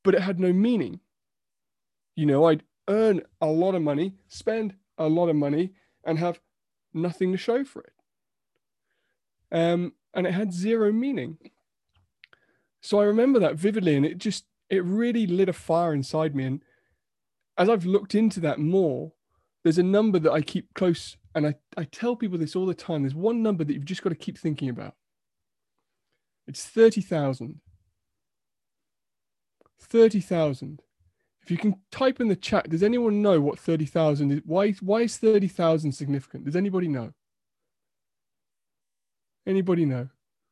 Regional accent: United Kingdom; we're so British

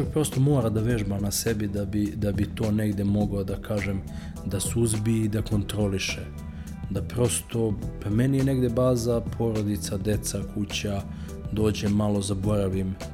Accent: Serbia; ja sam Srbin

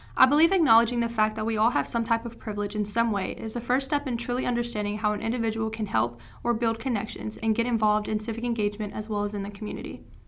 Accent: Tennessee, United States; moved away; I'm from Tennessee. My hometown is somewhere where I feel trapped

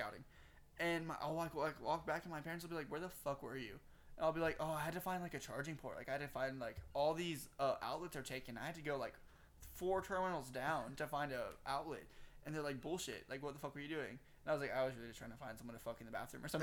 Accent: Texas, United States; accent: thick southern

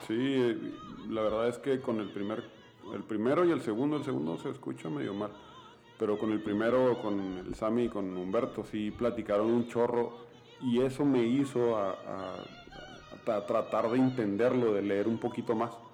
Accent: Mexico; soy mexicano

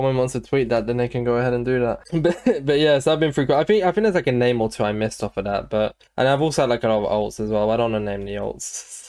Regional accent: London, United Kingdom; I was born somewhere in London.

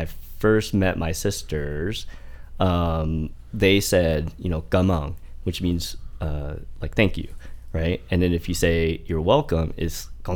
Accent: Fort Wayne, Indiana, United States; first language Vietnamese; English is a second language; growing up in Indiana

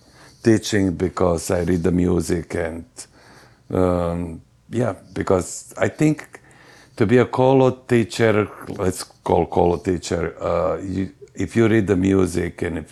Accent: Varaždin, Varaždin County, Croatia; English is a second language; moved away as an adult; now in United States; I was born in Varaždin long, long time ago

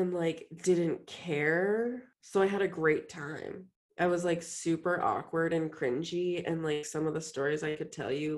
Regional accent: Montgomery County, Maryland, United States; also born or lived in Washington, D.C.; I really went to school in Montgomery County, Maryland

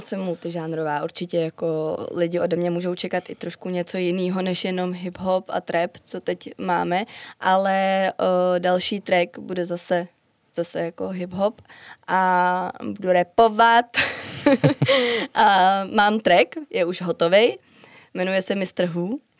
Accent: Czechia; jsem Češka

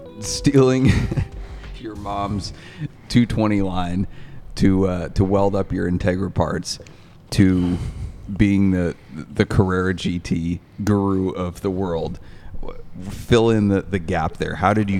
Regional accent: Maine, United States; Fellow New Englander. I grew up in Maine.

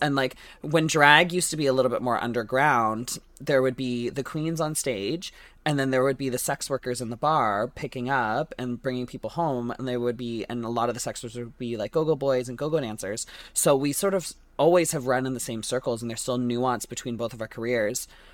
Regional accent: Canada; we are just Canadian

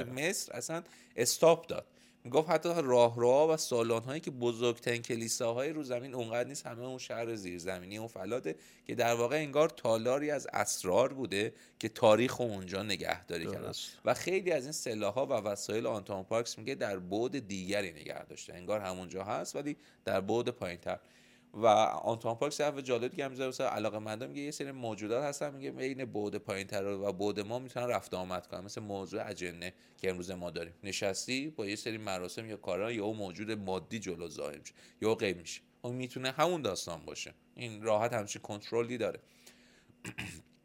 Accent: Iran; الان ما به عنوان یه ایرانی که داخل ایران تو این بازه زمانی زندگی میکنیم تصورمون همه فکر و ذکرمونه به خاطر اینکه تو این ماتریکس اینجا بزرگ شدیم

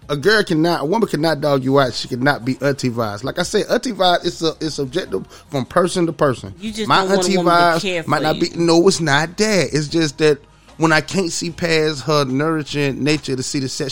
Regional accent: the South, United States; I'm from the South

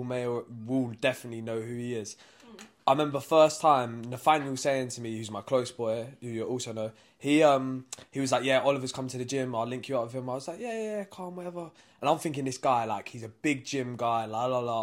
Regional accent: London, United Kingdom; from South London

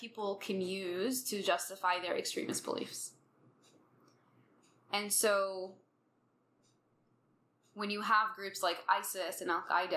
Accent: United States; being American Muslim

